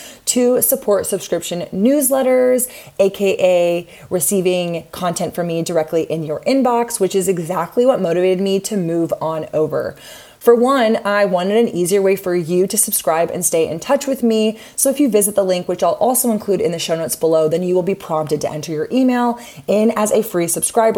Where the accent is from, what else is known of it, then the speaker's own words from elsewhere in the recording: Austin, Texas, United States; my hometown of Austin, Texas